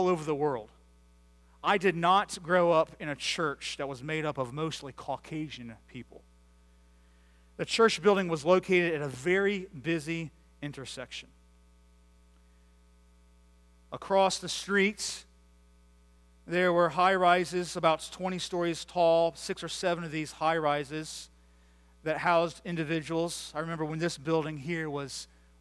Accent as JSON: {"language": "English", "country": "United States", "tie": "born or raised there", "said": "I grew up just outside of Washington, D.C., where my dad was a pastor for 36 years"}